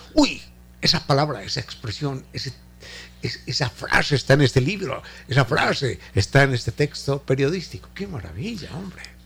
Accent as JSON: {"language": "Spanish", "country": "Ecuador", "said": "nuestro castellano ecuatoriano, de nuestros ecuatorianismos"}